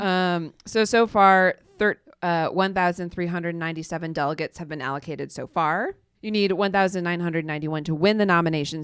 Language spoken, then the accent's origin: English; Ohio, United States; moved away; my home state, Ohio